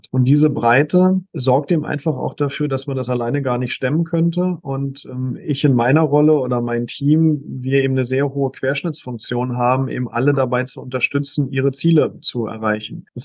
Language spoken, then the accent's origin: German; Berlin, Germany; also born or lived in Künzelsau; ich, ich bin gebürtiger Berliner Berliner. Ähm, ich habe also mein, mein Abi und mein Grundstudium noch in Berlin gemacht, beziehungsweise in Brandenburg, aber in Berlin gelebt